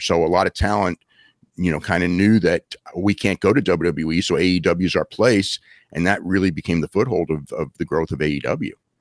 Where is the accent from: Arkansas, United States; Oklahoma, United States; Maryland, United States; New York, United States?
New York, United States; Wappingers Falls; I grew up in Poughkeepsie, you know, where you live, or Wappingers Falls, actually.